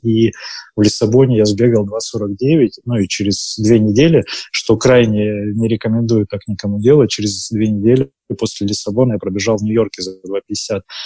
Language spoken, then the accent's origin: Russian; Barnaul, Altai Krai, Russia; now in Moscow, Russia; я сам из Барнаула